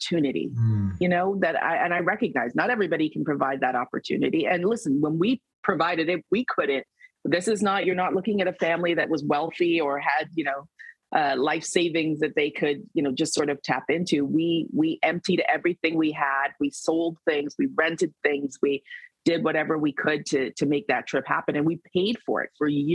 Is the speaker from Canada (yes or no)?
yes; Canada; I'm from Canada. I was born and raised here.